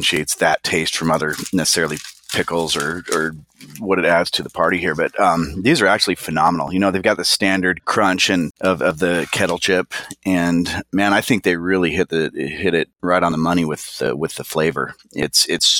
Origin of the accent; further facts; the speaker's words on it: Florida, United States; moved away; growing up in Florida